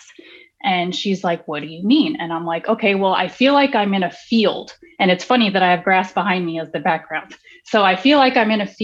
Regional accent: New York City, New York, United States; now in Florida, United States; I come from New York City. I come from Queens. I'm a city girl

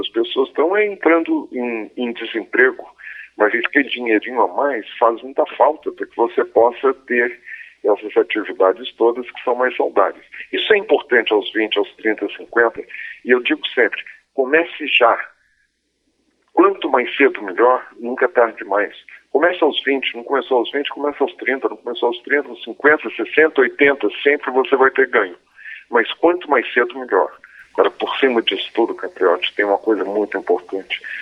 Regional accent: Brazil; nós, cordiais brasileiros

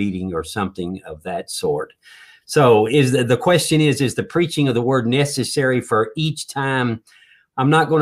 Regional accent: North Carolina, United States; Where I grew up down in North Carolina with a lot of churches

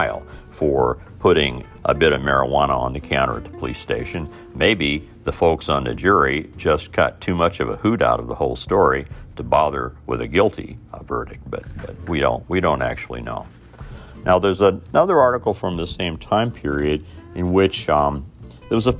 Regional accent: Indiana, United States; my hometown and in my home state

